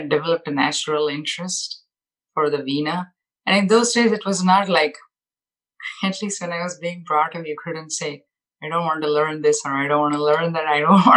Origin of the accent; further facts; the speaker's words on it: Mysore, Karnataka, India; moved away; also born or lived in Bangalore; I grew up in Mysore. It's a small town in southern India, and Bangalore.